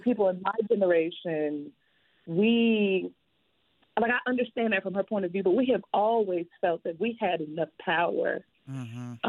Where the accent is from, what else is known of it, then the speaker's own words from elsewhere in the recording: the South, United States; I'm also like from the South